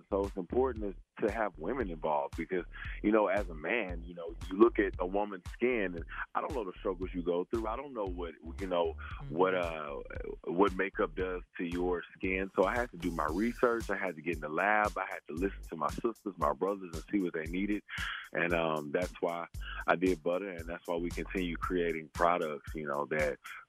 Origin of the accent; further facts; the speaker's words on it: Beaumont, Texas, United States; I'm from Beaumont, Texas, small town. And I grew up near Louisiana, grew up near Houston.